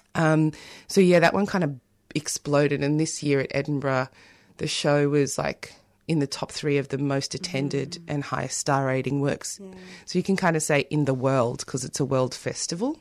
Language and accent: English; South Africa; now in Australia; I'm also South African